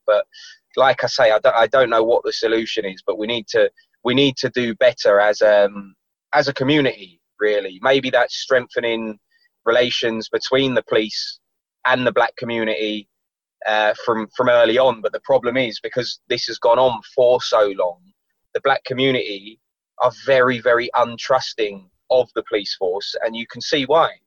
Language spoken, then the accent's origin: English; London, United Kingdom; when I was growing up in London.